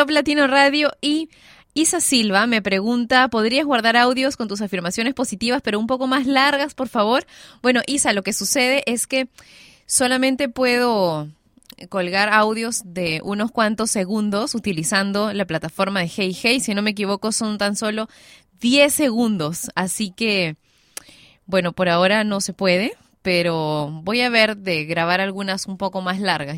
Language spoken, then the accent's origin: Spanish; Peru; en mi país